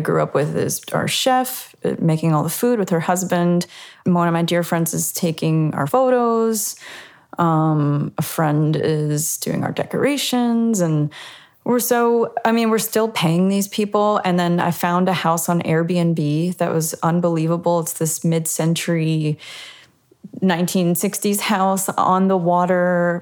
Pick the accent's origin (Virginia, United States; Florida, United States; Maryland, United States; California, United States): Virginia, United States; Virginia Beach; also born or lived in Richmond, Virginia; now in Nashville, United States; where I grew up in the Virginia Beach, Norfolk, Virginia area